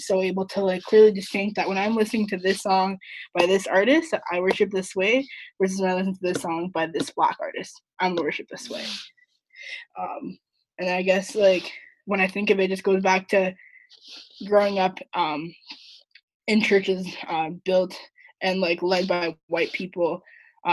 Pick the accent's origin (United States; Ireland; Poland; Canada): Canada; Vancouver, British Columbia; moved away as an adult; also born or lived in Edmonton; So I grew up in Vancouver on the west side. Lived there all 18 years of my life before I moved to Edmonton for school